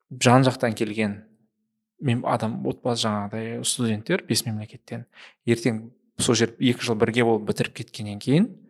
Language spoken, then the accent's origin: Kazakh; Shymkent, Kazakhstan; мен өзім өзім шымкент қаласының шымкент қаласының тумасымын түркістан облысының тумасымын